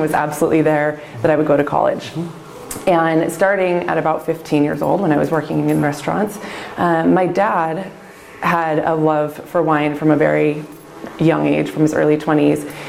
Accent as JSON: {"language": "English", "town": "Lake Oswego", "region": "Oregon", "country": "United States", "tie": "born or raised there", "said": "as far away as I could get from Lake Oswego, which was my hometown, and still be within Oregon"}